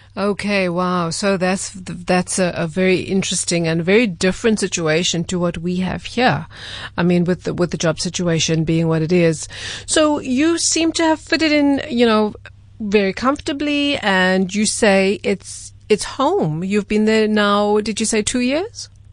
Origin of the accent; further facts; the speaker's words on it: South Africa; I'm a South African